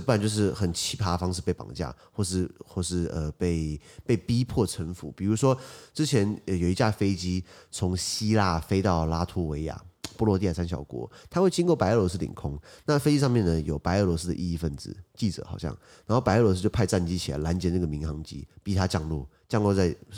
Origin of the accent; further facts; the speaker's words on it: Taiwan; 我是台湾人